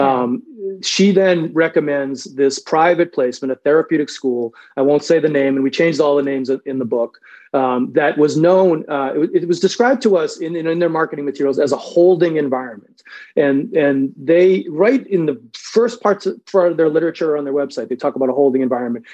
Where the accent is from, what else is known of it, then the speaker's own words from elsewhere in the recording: Revere, Massachusetts, United States; also born or lived in Sudbury, Massachusetts; I grew up in Revere, Mass, which, if you don't know, is sort of a you know blue collar town